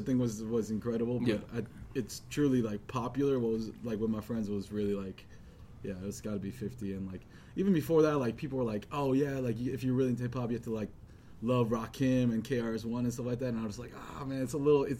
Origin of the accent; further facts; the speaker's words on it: New York City, New York, United States; what I grew up in like Flushing, Queens